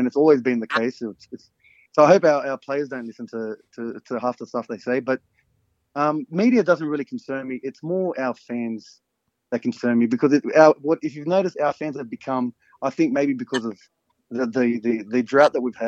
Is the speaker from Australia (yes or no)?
yes; Parramatta, New South Wales, Australia; I was raised in North Parramatta, born and raised in North Parra.